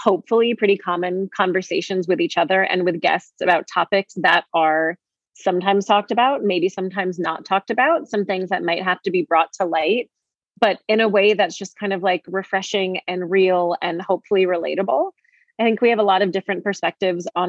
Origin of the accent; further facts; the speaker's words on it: Syracuse, New York, United States; moved away as an adult; now in New York City, United States; I'm from Syracuse, but I've lived in New York City for, it'll be 10 years this month.